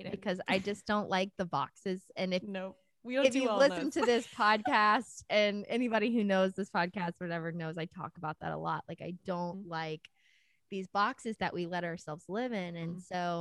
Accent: South Louisiana, United States; moved away; I came from South Louisiana, very small town too

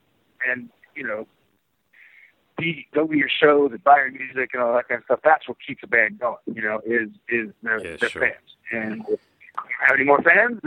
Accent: San Francisco, California, United States; I've always been from the United States. I mean, I was born in San Francisco

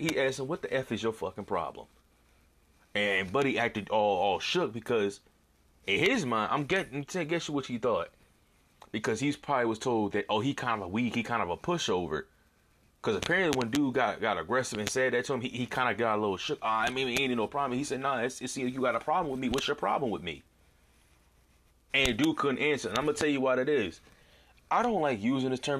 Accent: Arizona, United States; I'm from Arizona

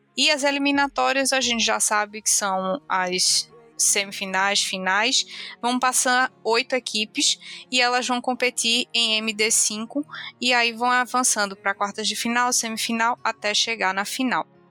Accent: Brazil; a gente é brasileiro

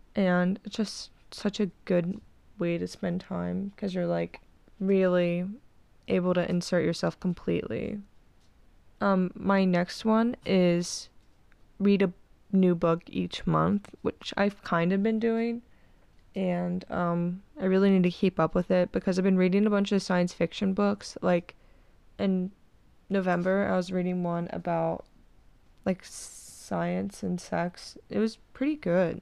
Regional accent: Cincinnati, Ohio, United States; I'm not leaving my hometown

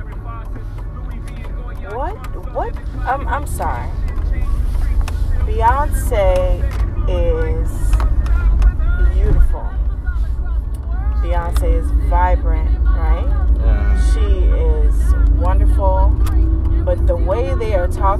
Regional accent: United Kingdom; I'm British

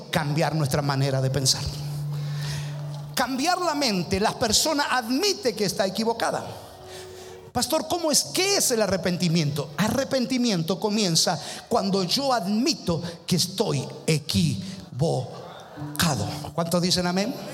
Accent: Argentina; Ay, pero soy argentino.

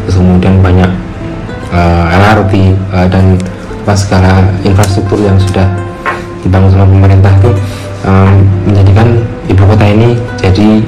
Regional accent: Klaten, Central Java, Indonesia; born there; saya lahir di Klaten tinggalnya di kampung jadi rumah saya kan uh, alhamdulillah di, rumah yang gede

